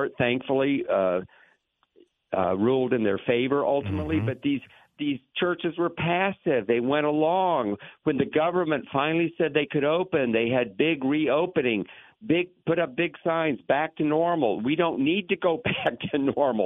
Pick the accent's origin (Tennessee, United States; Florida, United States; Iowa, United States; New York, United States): Florida, United States; Lakeland; I grew up in Lakeland